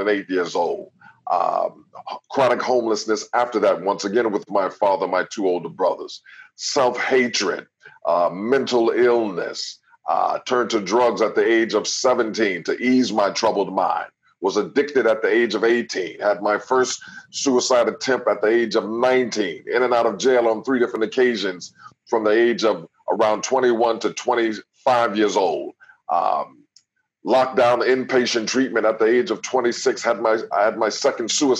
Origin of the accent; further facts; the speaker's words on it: Jersey City, New Jersey, United States; from Jersey City, New Jersey